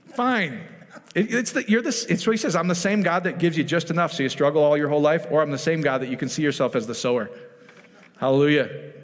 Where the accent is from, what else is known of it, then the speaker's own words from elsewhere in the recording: Iowa, United States; I'm from Iowa